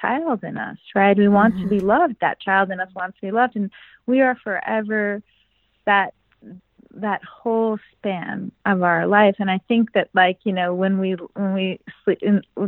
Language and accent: English; United States; also born or lived in Israel; an American Jew who's had an enormous amount of her life also happen in Israel